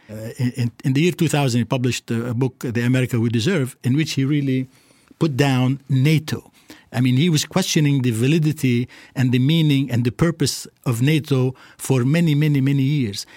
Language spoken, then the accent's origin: English; Beirut, Beirut Governorate, Lebanon; moved away; as a little child going up, growing up in Beirut